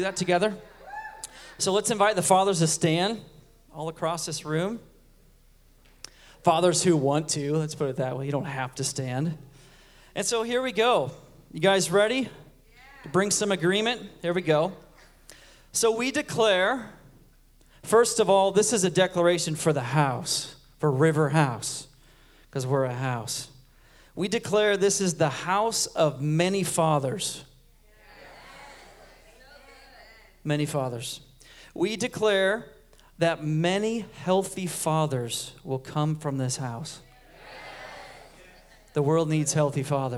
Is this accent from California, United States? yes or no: yes; Huntington Beach, California, United States; I'm from Huntington Beach, California, and I'm 47 years old